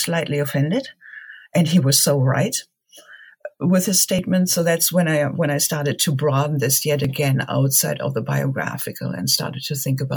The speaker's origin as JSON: {"language": "English", "country": "Germany", "tie": "born or raised there", "said": "Growing up in Germany"}